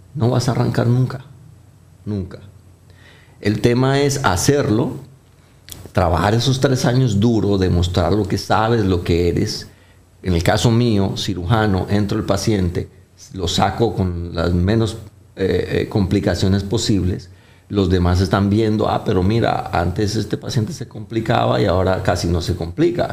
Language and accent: Spanish; Colombia; now in Dominican Republic; Yo soy colombiano, no, no tengo el acento arrastrado, paisa, clásico de muchos de ustedes que han pasado por allá